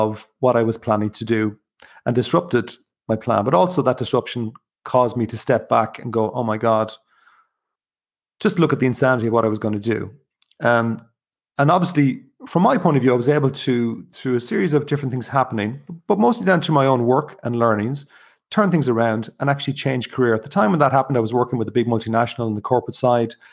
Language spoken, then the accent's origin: English; County Kilkenny, Ireland; also born or lived in Dublin, Ireland (born); now in Wicklow, Ireland; I'm originally from County Kilkenny, which is in the southeast.